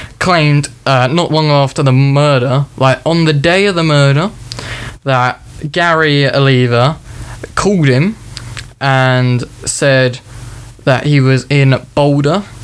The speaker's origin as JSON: {"language": "English", "country": "United Kingdom", "said": "We're just British"}